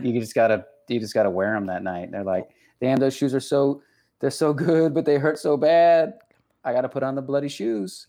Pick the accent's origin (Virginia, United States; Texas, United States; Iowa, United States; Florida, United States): Texas, United States; accent: Texas; that's just my accent. Granted. Uh, that's just the Texas coming out.